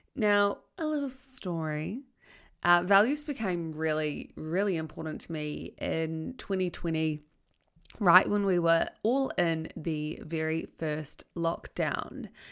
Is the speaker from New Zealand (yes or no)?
yes; Tauranga, Bay of Plenty, New Zealand; also born or lived in Palmerston North; I chose to leave Palmerston North and to come back to Tauranga, my hometown